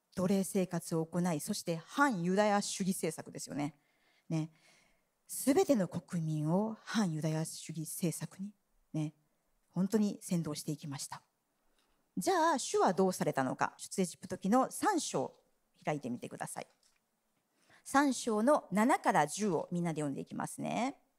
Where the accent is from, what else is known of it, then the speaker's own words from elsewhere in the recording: Japan; 日本人として生まれ育ってきた私たち